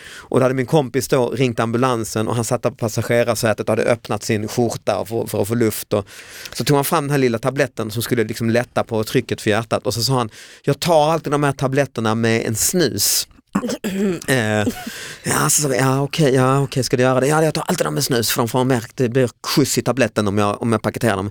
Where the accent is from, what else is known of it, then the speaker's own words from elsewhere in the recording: Lund, Skåne, Sweden; i min hemstad Lund